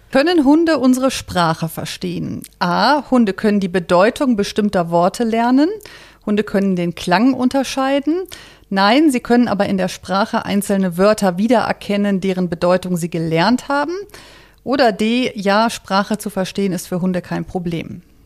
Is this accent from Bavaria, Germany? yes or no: no; Cologne, North Rhine-Westphalia, Germany; moved away; ich komme ja aus Köln.